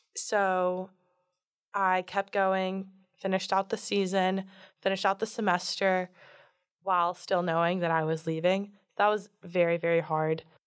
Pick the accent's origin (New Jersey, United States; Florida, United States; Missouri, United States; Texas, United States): Florida, United States; Fort Lauderdale; moved away as an adult; also born or lived in Jupiter, Florida / Palm Beach, Florida; now in Durham, United States; I am from Fort Lauderdale, Florida, but I've lived in Jupiter, Palm Beach, and my family's moving to Miami right now